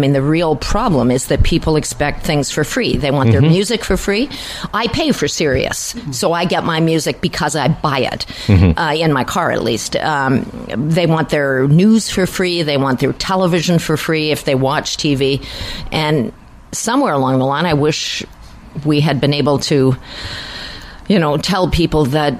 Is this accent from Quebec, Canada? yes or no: yes; Quebec, Canada; I am from Quebec.